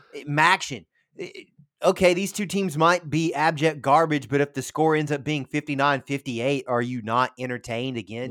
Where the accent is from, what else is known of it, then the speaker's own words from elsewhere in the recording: Winchester, Tennessee, United States; growing up, uh, in the nineties, uh, in Winchester, Tennessee